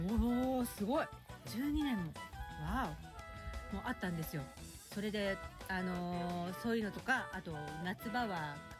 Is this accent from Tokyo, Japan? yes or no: yes; near Shibuya, Tokyo, Japan; 私の実家に近い渋谷区のあたり